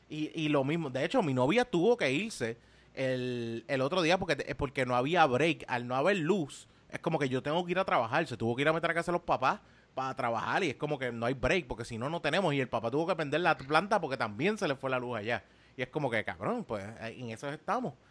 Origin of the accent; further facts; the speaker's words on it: Puerto Rico; nosotros como puertorriqueños